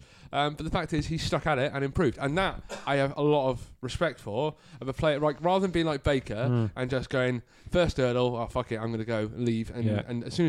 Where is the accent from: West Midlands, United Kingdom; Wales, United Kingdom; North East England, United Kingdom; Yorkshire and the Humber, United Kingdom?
Yorkshire and the Humber, United Kingdom; as a Yorkshire person